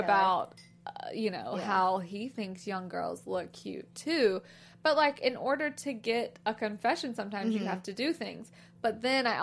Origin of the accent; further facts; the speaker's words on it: Alabama, United States; I'm from Alabama.